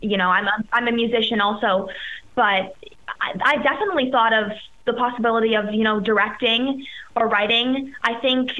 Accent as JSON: {"language": "English", "country": "Canada", "moved": "yes", "said": "as a Canadian person"}